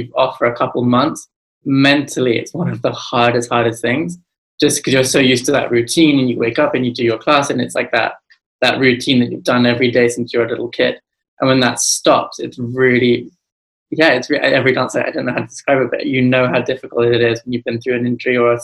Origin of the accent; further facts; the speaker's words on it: London, United Kingdom; also born or lived in New York; it wasn't until I came to London at about 5 years old